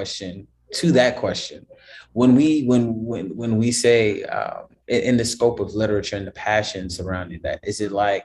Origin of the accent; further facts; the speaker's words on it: New York City, New York, United States; also born or lived in Brooklyn; born and raised in the Bronx, currently living in Brooklyn